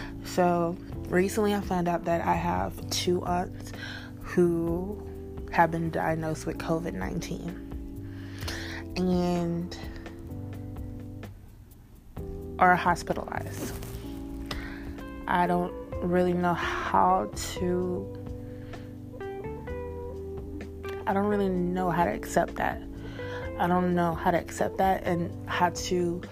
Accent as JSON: {"language": "English", "region": "Texas", "country": "United States", "said": "I am from Texas"}